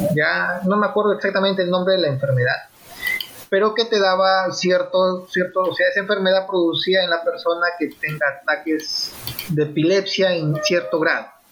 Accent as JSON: {"language": "Spanish", "country": "Peru", "said": "como peruanos"}